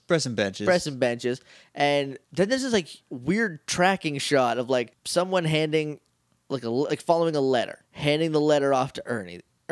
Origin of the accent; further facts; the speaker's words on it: New Hampshire, United States; I grew up in New Hampshire.